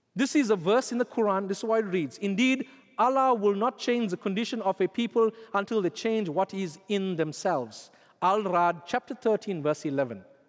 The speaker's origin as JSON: {"language": "English", "country": "South Africa", "tie": "born or raised there", "said": "when I was growing up in South Africa"}